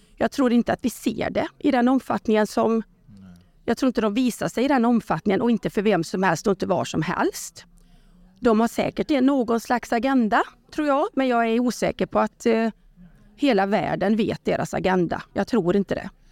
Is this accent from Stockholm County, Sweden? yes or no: no; Borås, Västra Götaland, Sweden; hade jag min första mässa i Borås eftersom jag är från Borås